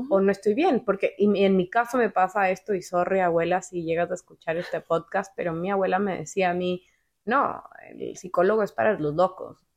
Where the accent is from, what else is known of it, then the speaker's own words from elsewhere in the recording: Ecuador; now in Miami, United States; yo nací en Ecuador